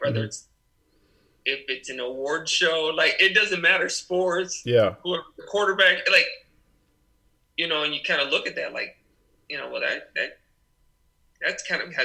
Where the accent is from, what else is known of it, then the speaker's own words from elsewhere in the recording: Great Falls, Montana, United States; moved away as an adult; also born or lived in Des Moines, Iowa / Shreveport, Louisiana; even though I wasn't born in Montana, like I grew up in Montana.